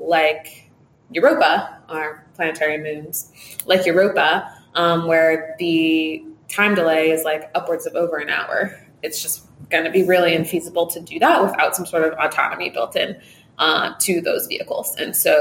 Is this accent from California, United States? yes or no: yes; Los Angeles, California, United States; moved away as an adult; I grew up in Los Angeles, California